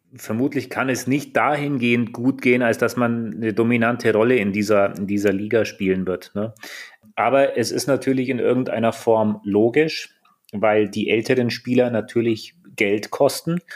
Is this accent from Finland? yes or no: yes; Finland; now in Füssen, Germany; ich komme aus Finnland, bin 33 Jahre alt